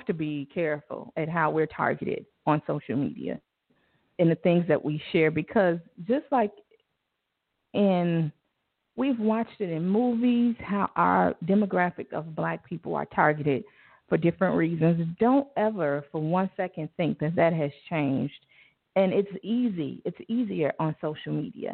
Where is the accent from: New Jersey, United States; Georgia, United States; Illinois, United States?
Illinois, United States; Chicago; I'm from Inglewood